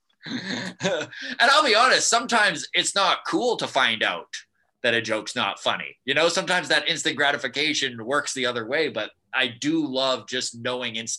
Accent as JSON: {"language": "English", "town": "Grande Prairie", "region": "Alberta", "country": "Canada", "tie": "born or raised there", "also_born_or_lived": "Edmonton / High Level", "moved": "as an adult", "said": "I grew up in Grand Prairie. It was my hometown."}